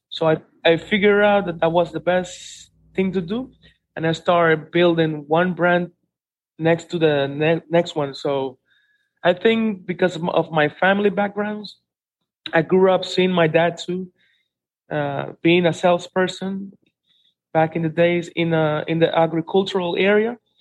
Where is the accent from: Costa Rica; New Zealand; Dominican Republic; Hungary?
Dominican Republic; Santiago de los Caballeros, Santiago; I'm born here in Santiago for since 1981, and this is my main place